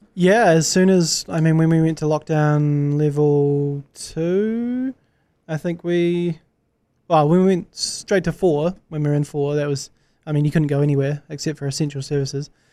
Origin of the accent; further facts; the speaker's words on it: New Zealand; as a New Zealander